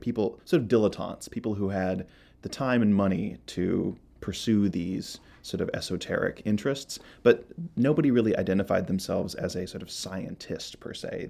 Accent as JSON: {"language": "English", "region": "Iowa", "country": "United States", "tie": "born or raised there", "also_born_or_lived": "Minnesota", "moved": "yes", "said": "I'm originally from Iowa. I grew up in Iowa and Minnesota."}